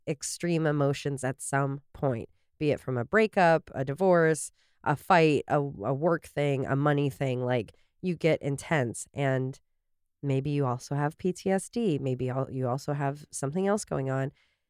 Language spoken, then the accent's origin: English; Canada; No, you would say, I'm Canadian, so it's foyer.